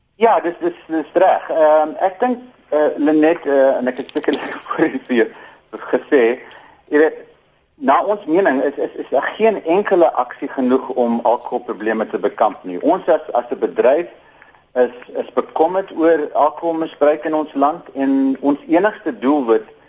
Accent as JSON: {"language": "Afrikaans", "country": "South Africa", "said": "ons as Suid-Afrikaners"}